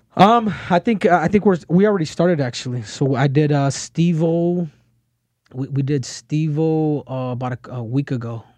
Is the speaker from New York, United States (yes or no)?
no; Phoenix, Arizona, United States; I grew up in Phoenix